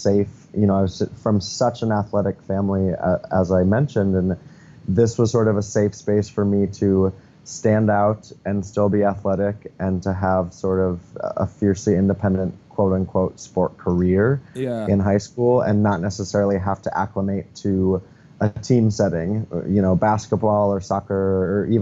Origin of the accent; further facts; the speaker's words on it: Helena, Montana, United States; I grew up in Montana. I grew up in Helena, Montana